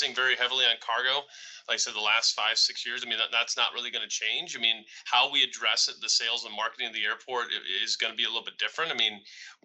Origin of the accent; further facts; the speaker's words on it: Rockford, Illinois, United States; I'm from Rockford. I grew up in the area